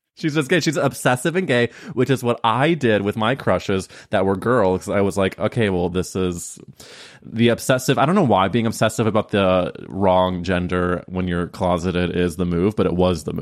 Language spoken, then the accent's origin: English; Midwest, United States; I'm from the Midwest